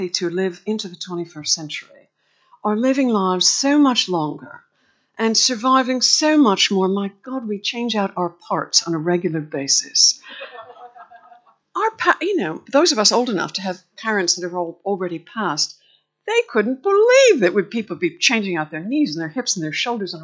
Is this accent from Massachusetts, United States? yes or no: yes; Boston, Massachusetts, United States; I was actually from the racist capital of America.